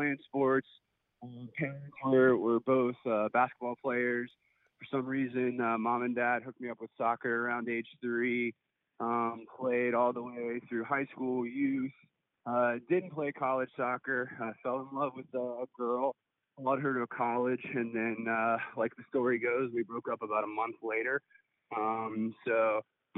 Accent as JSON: {"language": "English", "town": "Atlanta", "region": "Georgia", "country": "United States", "tie": "born or raised there", "also_born_or_lived": "Birmingham, Alabama", "moved": "as an adult", "lives_now": "Colorado Springs, United States", "said": "I was born and raised in Atlanta, Georgia. So I grew up in Georgia."}